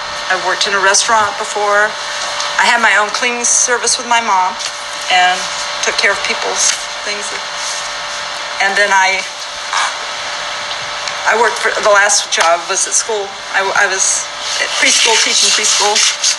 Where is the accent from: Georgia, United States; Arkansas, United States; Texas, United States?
Georgia, United States; Toccoa; born there; I was born in Toccoa, Georgia. That's T-O-C-C-O-A. It's Northeast Georgia, 1952.